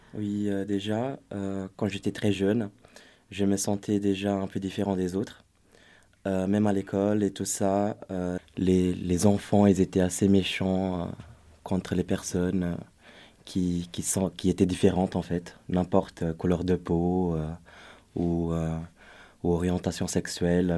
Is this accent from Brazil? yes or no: yes; Brazil; moved away; je suis brésilien d'origine